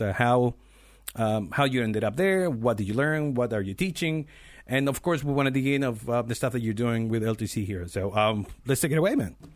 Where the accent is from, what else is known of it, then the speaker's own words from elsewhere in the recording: Chile; I'm from Chile